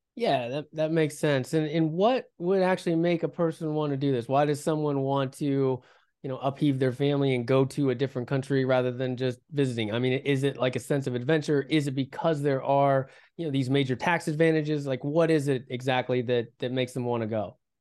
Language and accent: English; West Virginia, United States; I, I grew up in West Virginia